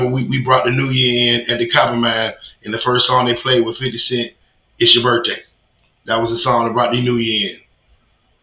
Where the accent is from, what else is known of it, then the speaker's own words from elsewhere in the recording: McKenney, Virginia, United States; moved away as an adult; also born or lived in Richmond, Virginia; I'm from McKinney